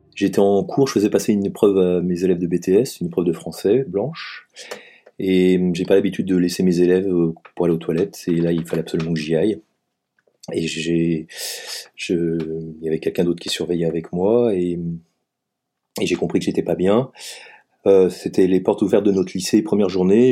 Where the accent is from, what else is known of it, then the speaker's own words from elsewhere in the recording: Savoy, Auvergne-Rhône-Alpes, France; also born or lived in Paris; now in Strasbourg, France; je suis savoyard d'origine